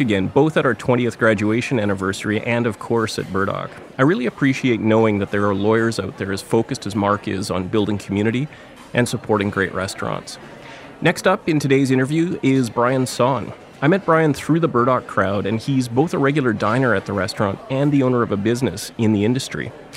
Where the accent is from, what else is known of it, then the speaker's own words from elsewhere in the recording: Thunder Bay, Ontario, Canada; now in Vancouver, Canada; I grew up in Thunder Bay.